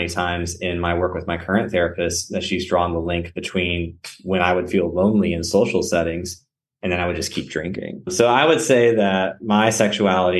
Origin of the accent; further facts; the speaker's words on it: South Central Texas, United States; moved away as an adult; also born or lived in Memphis / North Carolina; growing up in South Central Texas where I didn't know a lot of gay men or really any.